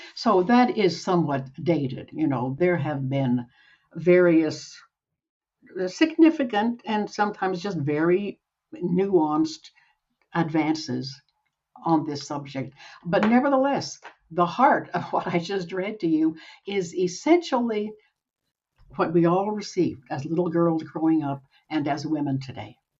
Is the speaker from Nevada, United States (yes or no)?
no; Utah, United States; also born or lived in Salt Lake City, Utah / Gusher, Utah / Provo, Utah; I was born in Salt Lake City. When I was eight, we moved out to the Uinta Basin, where we lived in Gusher, Utah, tiny little town for five years. And then we moved to Provo, where I finished my growing up